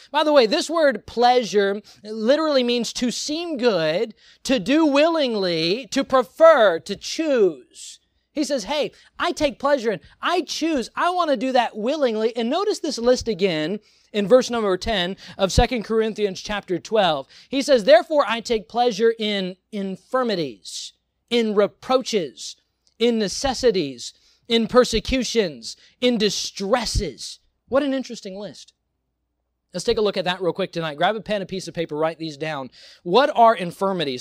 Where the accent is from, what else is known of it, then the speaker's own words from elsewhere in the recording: United States; I am American